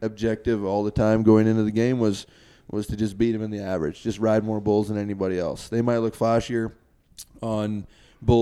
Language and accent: English; Canada; me coming across the border as a Canadian